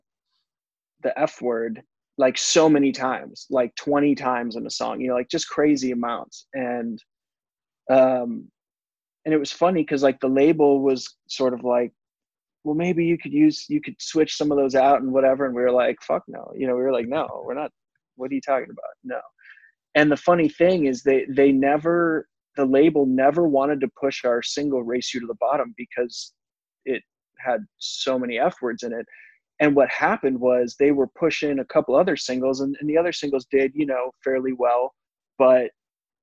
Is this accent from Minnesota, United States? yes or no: yes; Minneapolis, Minnesota, United States; I'm originally from Minnesota, from Minneapolis, Minnesota